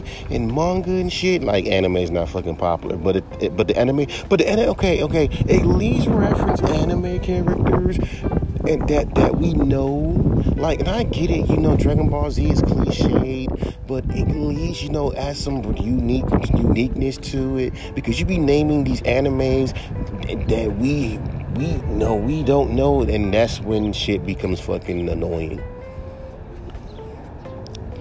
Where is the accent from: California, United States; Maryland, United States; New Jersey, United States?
California, United States; I'm from California